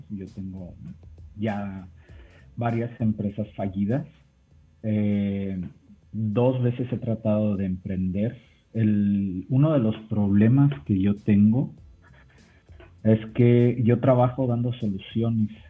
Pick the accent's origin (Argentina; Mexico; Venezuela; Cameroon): Mexico; Sé que aquí yo soy mexicano, entonces aquí en México es difícil tratar de, de, cambiar esa perspectiva.